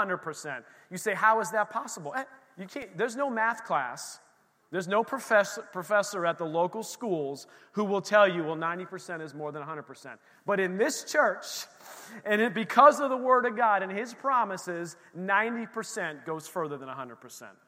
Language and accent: English; Bethlehem, Pennsylvania, United States; moved away; the church we grew up in the Lehigh Valley in Bethlehem, Pennsylvania